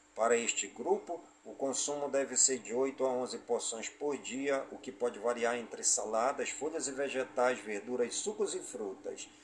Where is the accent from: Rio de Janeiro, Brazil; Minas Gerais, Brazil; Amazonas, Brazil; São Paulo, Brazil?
Amazonas, Brazil; Careiro da Várzea; em todas as comunidades do Careiro da Vaz e minha cidade natal